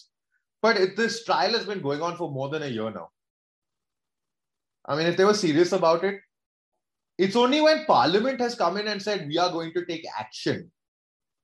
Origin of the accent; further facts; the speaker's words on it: India; now in England, United Kingdom; as an Indian, as a brown man, as someone living in England